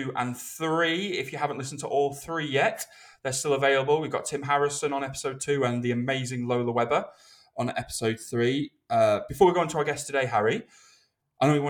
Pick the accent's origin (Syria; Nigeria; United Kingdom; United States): United Kingdom; this is me being British